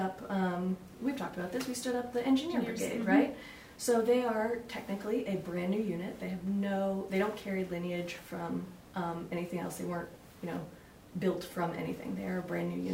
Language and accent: English; New England, United States; moved away; born and raised in New England